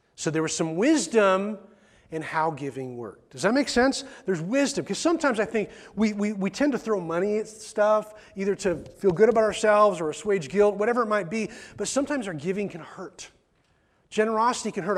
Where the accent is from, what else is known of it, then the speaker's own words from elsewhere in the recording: McMinnville, United States; I was born in McMinnville Hospital